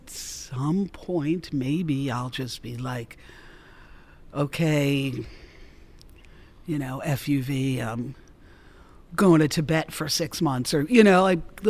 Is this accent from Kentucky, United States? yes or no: no; Mount Vernon, New York, United States; I come from working class people. I'm from Mount Vernon, New York.